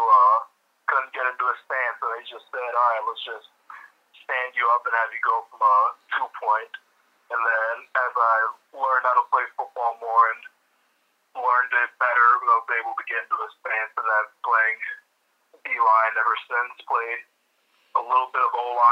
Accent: Illinois, United States; I would always say it's Northwestern was literally a 10-minute drive away, and we'd go see some games live and see some on TV

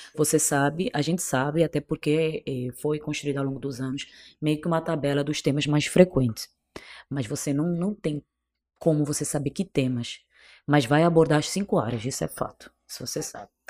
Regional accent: Cape Verde; accent: Portuguese from Portugal; moved away as an adult; also born or lived in Bolivia; now in Brazil; Eu na realidade eu sou cabo-verdiana, sou de um país bem pequenininho

